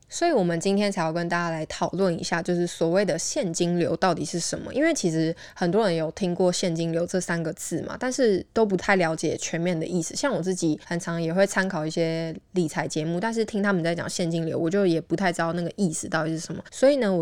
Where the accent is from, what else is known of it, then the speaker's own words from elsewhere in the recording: Taiwan; 我们台湾人